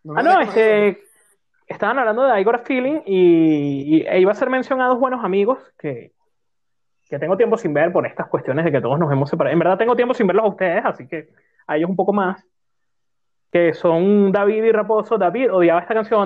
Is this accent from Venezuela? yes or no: yes; Venezuela; soy venezolano